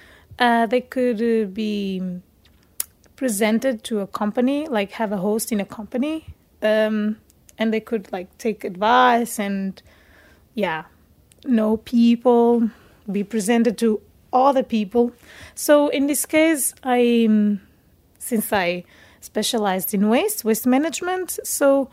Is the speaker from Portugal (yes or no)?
yes; Portugal; moved away as an adult; now in Denmark; I am from Portugal